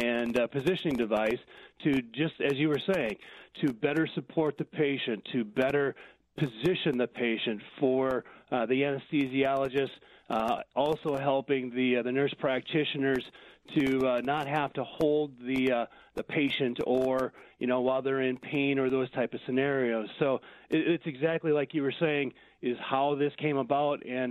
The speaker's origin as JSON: {"language": "English", "town": "Watertown", "region": "South Dakota", "country": "United States", "tie": "born or raised there", "said": "born and raised in Watertown, South Dakota"}